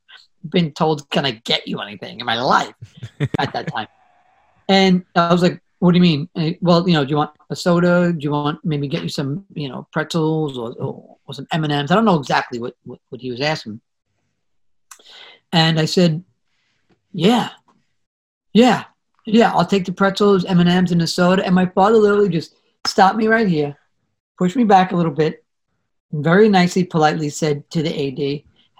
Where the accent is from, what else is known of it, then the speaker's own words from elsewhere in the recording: New York City, New York, United States; I come from the Bronx, family of seven.